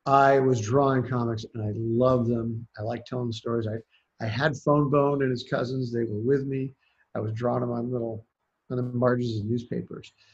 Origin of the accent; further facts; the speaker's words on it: Worthington, Ohio, United States; also born or lived in Columbus, Ohio / Santa Cruz Mountains, California; I grew up in Worthington